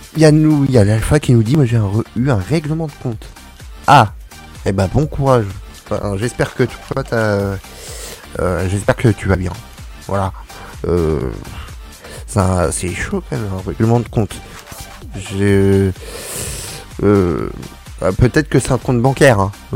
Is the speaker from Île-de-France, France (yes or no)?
yes; Paris, Île-de-France, France; je suis un bon parisien